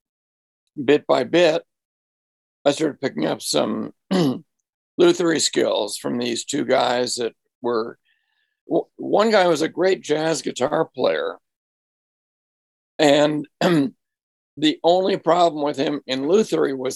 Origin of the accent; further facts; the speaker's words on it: Marblehead, Massachusetts, United States; moved away; my hometown of Marblehead, Massachusetts